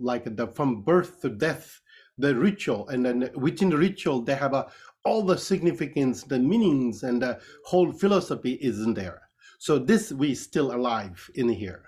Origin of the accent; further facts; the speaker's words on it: Kathmandu Valley, Bagmati, Nepal; I was born in Nepal, so in the Kathmandu Valley